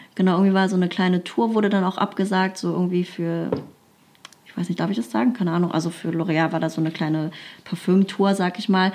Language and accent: German; Krefeld, North Rhine-Westphalia, Germany; irgendwann bin ich äh, in so einem Jugendzentrum gelandet bei uns in Krefeld